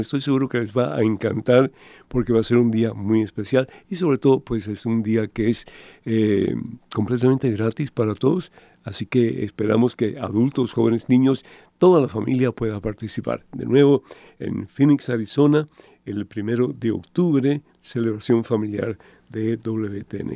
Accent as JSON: {"language": "Spanish", "country": "Cuba", "tie": "born or raised there", "moved": "yes", "said": "yo soy de Cuba originalmente y mi juventud fue muy fea"}